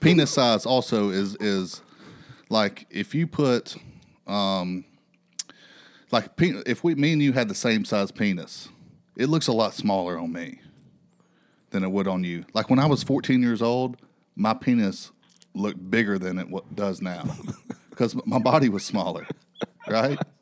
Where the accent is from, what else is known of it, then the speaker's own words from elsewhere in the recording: Alabama, United States; now in Phoenix, United States; I'm from Alabama